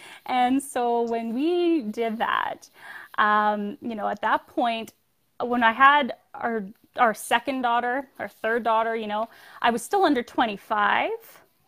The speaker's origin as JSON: {"language": "English", "town": "Calgary", "region": "Alberta", "country": "Canada", "tie": "born or raised there", "also_born_or_lived": "Newfoundland", "said": "So I am originally from Newfoundland, which is far east for everybody in America. {S0} Right. {S3} But we moved to Calgary when I was small, and I was raised by a single mother"}